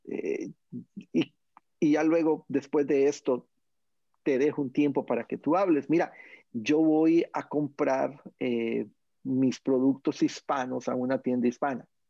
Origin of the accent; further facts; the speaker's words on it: Honduras; en mi país, Honduras